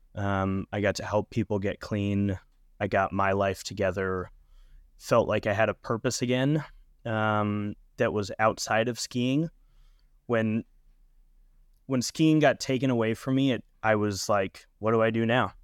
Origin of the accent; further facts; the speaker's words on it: Lake Arrowhead, California, United States; my hometown in Southern California in Lake Arrowhead